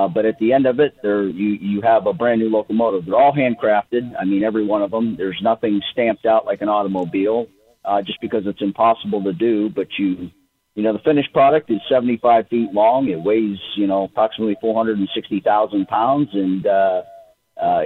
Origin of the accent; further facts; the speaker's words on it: Erie, Pennsylvania, United States; I grew up in Erie. I was born and raised in Erie, Pennsylvania